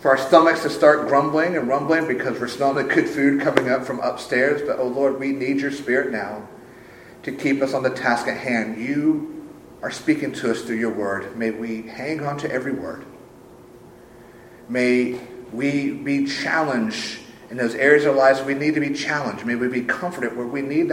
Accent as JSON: {"language": "English", "town": "Sumter", "region": "South Carolina", "country": "United States", "tie": "born or raised there", "said": "my hometown of Sumter"}